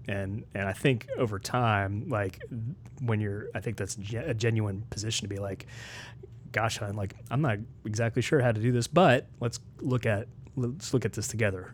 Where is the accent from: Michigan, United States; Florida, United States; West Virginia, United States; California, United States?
West Virginia, United States; Morgantown; moved away as an adult; also born or lived in Nashville, Tennessee / Washington, D.C. / Maryland; now in Lebanon, Tennessee, United States; I grew up in West Virginia. Um, my family's mostly from Maryland. Uh, my formative years were in Morgantown, West Virginia